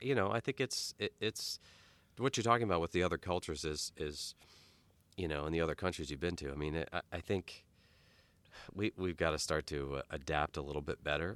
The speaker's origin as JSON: {"language": "English", "town": "Key West", "region": "Florida", "country": "United States", "tie": "born or raised there", "moved": "yes", "said": "I grew up partially in Key West"}